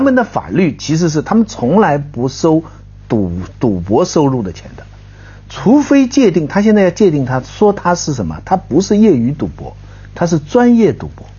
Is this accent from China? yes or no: yes; China; 就是说我们中国人现世啊，就是没有来世